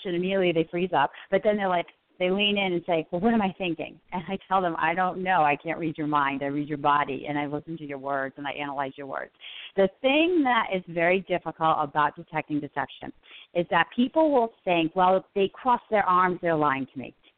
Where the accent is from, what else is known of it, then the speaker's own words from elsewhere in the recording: Northeast, United States; So I'm Italian. I'm from the Northeast.